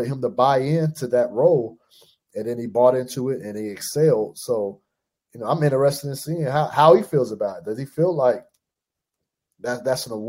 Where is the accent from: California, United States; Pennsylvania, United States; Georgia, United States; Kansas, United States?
California, United States; Fresno; moved away as an adult; also born or lived in Portland, Oregon / Cleveland, Ohio; I'm from California, born and raised Fresno, California.